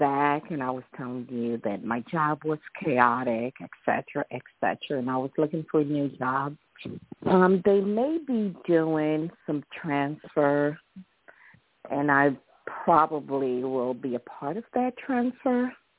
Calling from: Washington, District of Columbia, United States; Hi, Vicki. Come from Washington, D.C. How are you?

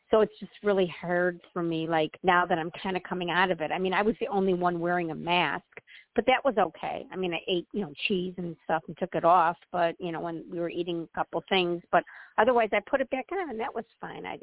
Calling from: Illinois, United States; Um, Illinois.

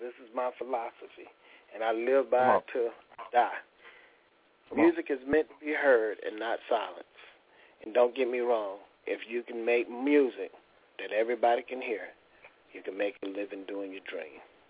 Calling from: Miami, Florida, United States; Florida, South Florida, Miami.

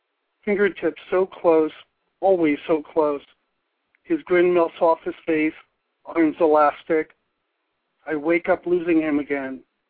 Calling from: Pipersville, Pennsylvania, United States; Pipersville, Pennsylvania.

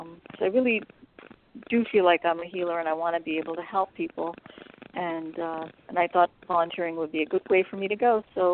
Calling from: California, United States

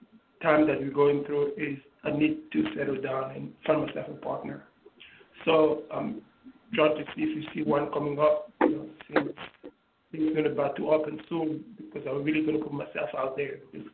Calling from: New York, United States; New York.

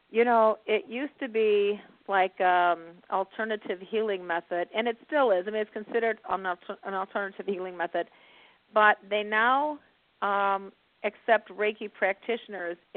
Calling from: Indiana, United States

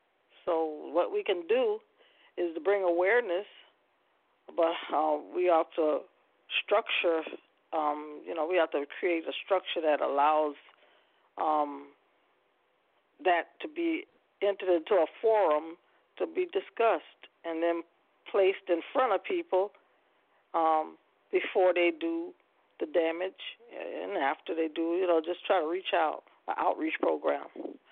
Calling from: Poinciana, Florida, United States; I'm calling from Ponciana, Florida.

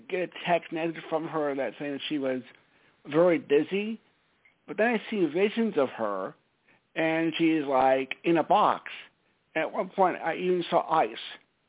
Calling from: Stamford, Connecticut, United States; It's … from Stamford, Connecticut.

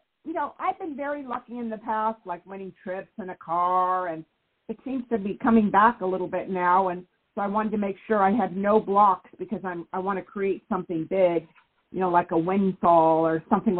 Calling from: California, United States; I'm in California.

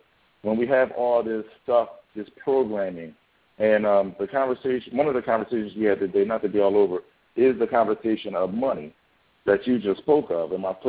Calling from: Philadelphia, Pennsylvania, United States; Wife of Paul calling from Philadelphia.

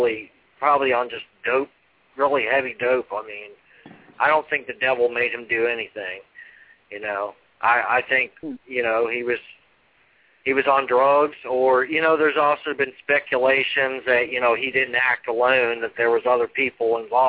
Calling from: Virginia, United States; I'm calling from Virginia.

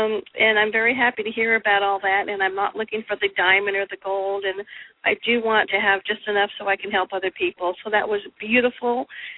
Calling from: Oregon, United States; I'm calling from Oregon.

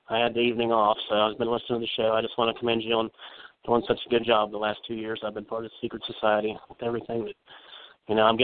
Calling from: Parkersburg, West Virginia, United States; Uh, this is … from Parkersburg, West Virginia.

